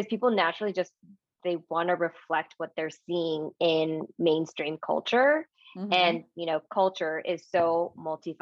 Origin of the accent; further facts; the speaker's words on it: United States; I am, you know, Japanese American, raised by two Japanese immigrants in the US